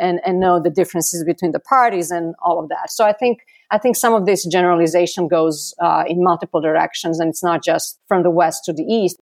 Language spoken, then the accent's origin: English; Belgrade, Serbia; now in Atlanta, United States; I was also born in Belgrade in nineteen seventy.